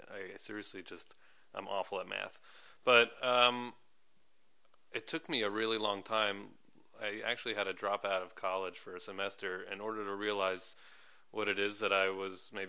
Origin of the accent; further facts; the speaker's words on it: New York, United States; I'm from New York.